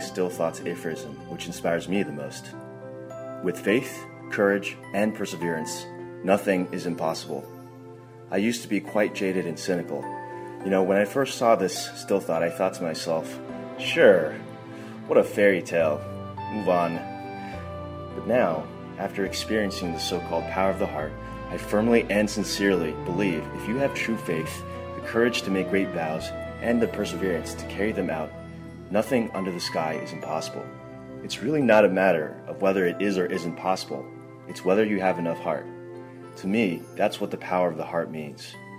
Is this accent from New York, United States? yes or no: yes; New York, United States; I'm from New York